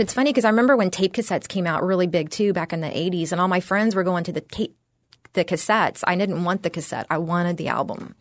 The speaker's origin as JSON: {"language": "English", "town": "San Antonio", "region": "Texas", "country": "United States", "tie": "born or raised there", "also_born_or_lived": "Austin, Texas / San Francisco Bay Area / New York City / New Jersey", "moved": "as an adult", "lives_now": "Florida, United States", "said": "I grew up in San Antonio, Texas"}